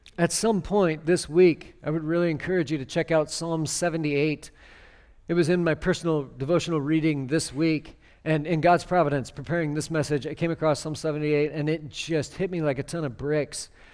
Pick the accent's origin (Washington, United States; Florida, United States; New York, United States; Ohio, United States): Washington, United States; near Seattle; I grew up near Seattle